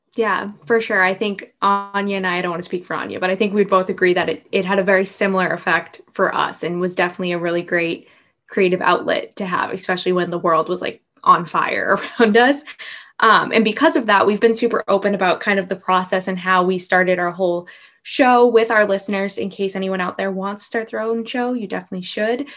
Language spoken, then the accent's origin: English; New England, United States; same here with the New Englanders